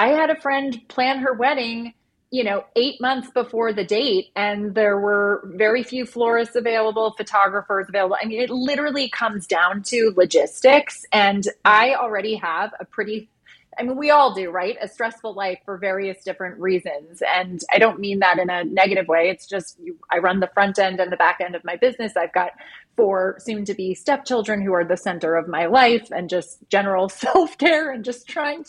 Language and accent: English; Ireland; We're doing it in Ireland next year. I'm from Ireland. God. So I lived there as a kid